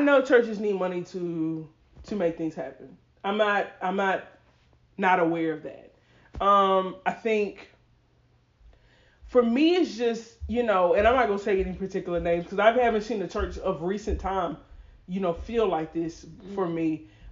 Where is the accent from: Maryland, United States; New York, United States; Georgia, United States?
Georgia, United States; Atlanta; we're from Atlanta, so we would see it being done in our community